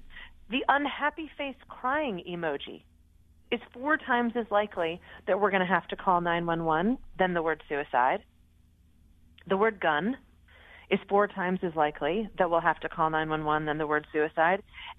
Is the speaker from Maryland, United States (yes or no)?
no; Connecticut, United States; the number one state for anxiety is my home state of Connecticut.